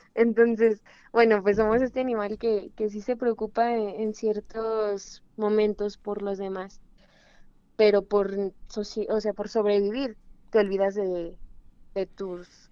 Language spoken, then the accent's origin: Spanish; Mexico; somos mexicanos